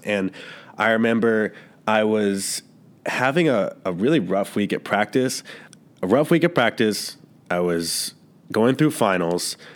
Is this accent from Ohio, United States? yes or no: yes; Cleveland, Ohio, United States; moved away; I'm from Cleveland, Ohio